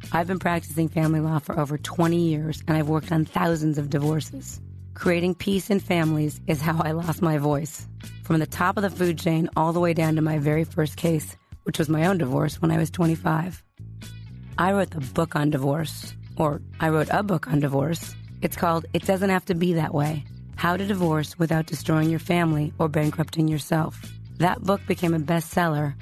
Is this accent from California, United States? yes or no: yes; California, United States; I'm from California